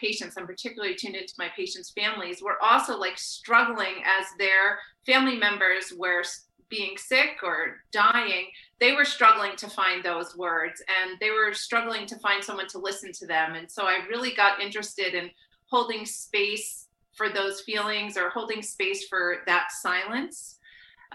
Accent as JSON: {"language": "English", "region": "New Jersey", "country": "United States", "tie": "born or raised there", "also_born_or_lived": "Brooklyn, New York / West Coast", "moved": "as an adult", "lives_now": "Chapel Hill, United States", "said": "I grew up born in Brooklyn, raised in New Jersey"}